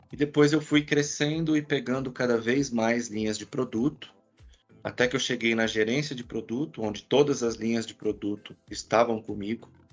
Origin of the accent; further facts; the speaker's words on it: Santo André, São Paulo, Brazil; Eu sou de Santo André, né? Eu sou do ABC Paulista